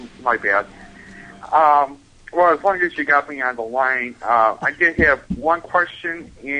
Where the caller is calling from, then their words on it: Buffalo, New York, United States; I'm from Buffalo, New York.